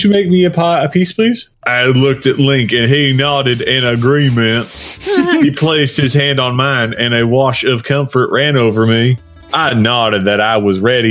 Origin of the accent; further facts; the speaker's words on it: Texas, United States; I may have Welsh heritage, but I was born in Texas